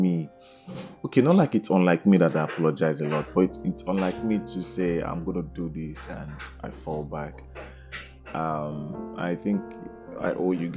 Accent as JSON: {"language": "English", "country": "Nigeria", "tie": "born or raised there", "said": "growing up there was this sense of pride when it's Independence Day. You know, I remember me looking forward to, you know, Independence Day. I remember, you know, trying to get Nigerian flag"}